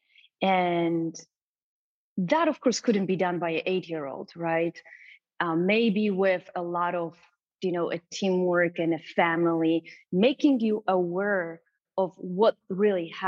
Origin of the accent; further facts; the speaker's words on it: Racibórz, Silesian Voivodeship, Poland; English is a second language; moved away as an adult; now in United States; I was born and raised in Poland, south of Poland, in a small town called Raciborz